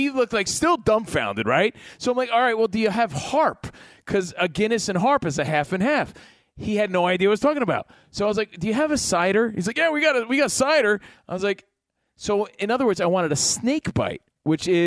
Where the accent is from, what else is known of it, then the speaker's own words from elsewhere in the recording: New Jersey, United States; because I'm from Jersey